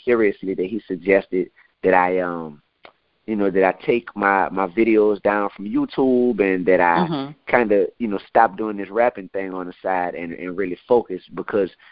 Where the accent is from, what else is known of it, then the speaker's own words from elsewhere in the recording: New Orleans, Louisiana, United States; I'm from New Orleans